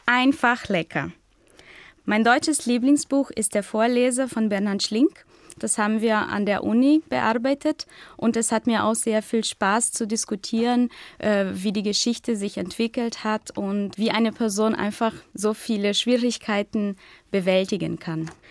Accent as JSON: {"language": "German", "country": "Brazil", "second_language": "German", "said": "Ich komme aus Brasilien und bin 1988 geboren"}